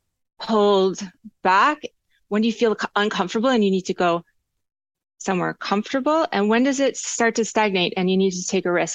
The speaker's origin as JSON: {"language": "English", "town": "Charlottesville", "region": "Virginia", "country": "United States", "tie": "born or raised there", "moved": "yes", "lives_now": "Los Angeles, United States", "said": "Charlottesville is my hometown scene"}